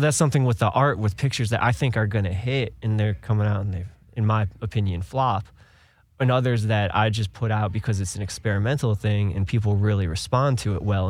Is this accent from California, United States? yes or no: no; Cleveland, Ohio, United States; moved away; I was born and raised in Ohio, uh, Cleveland area.